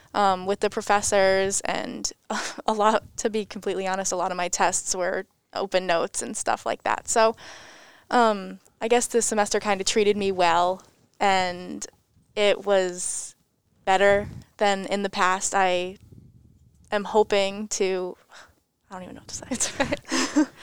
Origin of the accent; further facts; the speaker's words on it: Enfield, Connecticut, United States; I'm from about an hour north up in Enfield, Connecticut. I went to Enfield High School